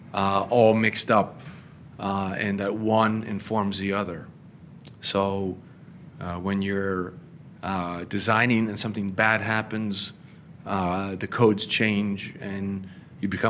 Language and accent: English; Emmaus, Pennsylvania, United States; now in Chicago, United States; I grew up in Emmaus, Pennsylvania